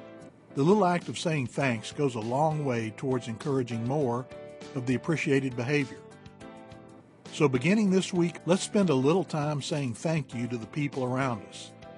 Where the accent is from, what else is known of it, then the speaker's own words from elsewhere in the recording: the South, United States; I was brought up in the South.